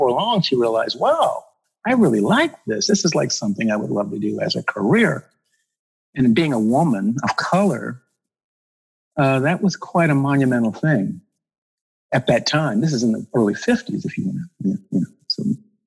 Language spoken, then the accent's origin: English; Los Angeles, California, United States; I was born